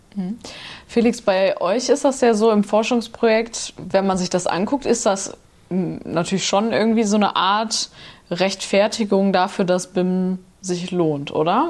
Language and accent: German; Nordhorn, Lower Saxony, Germany; da, wo ich herkomme, aus Nordhorn